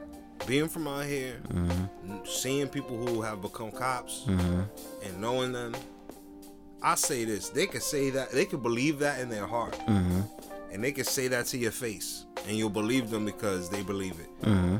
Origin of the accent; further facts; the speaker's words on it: Jersey City, New Jersey, United States; I grew up in Jersey City